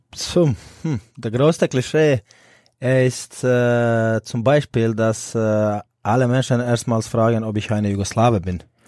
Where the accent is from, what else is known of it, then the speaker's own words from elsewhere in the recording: Split, Split-Dalmatia County, Croatia; German is a second language; moved away as an adult; now in Erlangen, Germany; ich bin in Split groß geworden und aufgewachsen